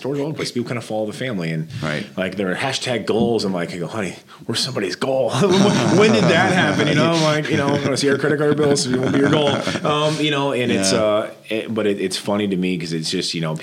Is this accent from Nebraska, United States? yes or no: yes; Norfolk, Nebraska, United States; moved away; in Norfolk last week, my hometown